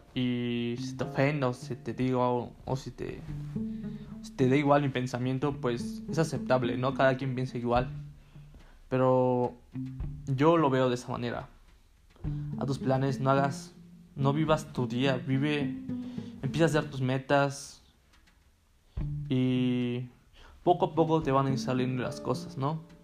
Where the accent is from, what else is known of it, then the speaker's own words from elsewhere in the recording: Tehuacán, Puebla, Mexico; moved away as an adult; Yo soy de Tehuacán, Puebla, una ciudad un poco mediana